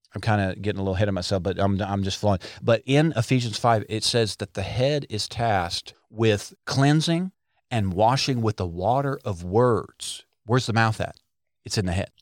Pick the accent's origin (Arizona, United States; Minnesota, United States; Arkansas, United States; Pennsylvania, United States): Arkansas, United States; we're from Arkansas.